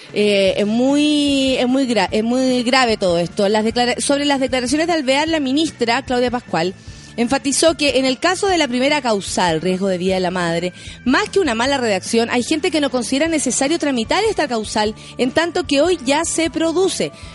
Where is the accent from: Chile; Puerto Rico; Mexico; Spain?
Chile